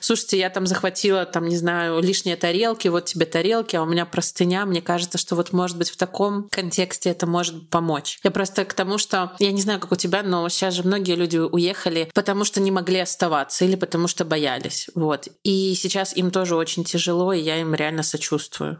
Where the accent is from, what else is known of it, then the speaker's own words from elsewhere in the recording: Belarus; я из Беларуси